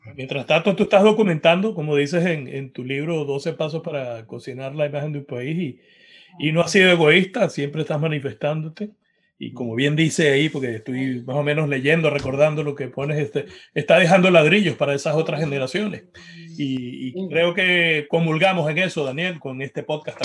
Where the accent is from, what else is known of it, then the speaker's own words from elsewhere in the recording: Venezuela; nosotros como venezolanos